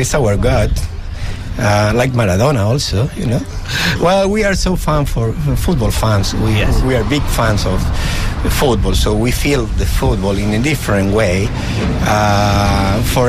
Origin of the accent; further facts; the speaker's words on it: Rosario, Santa Fe, Argentina; now in Ireland; I'm from Argentina, from Rosario. That's my city.